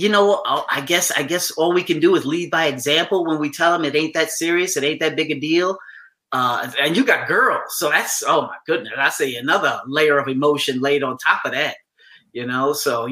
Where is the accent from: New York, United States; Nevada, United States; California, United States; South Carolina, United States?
New York, United States; New York City; I grew up in New York City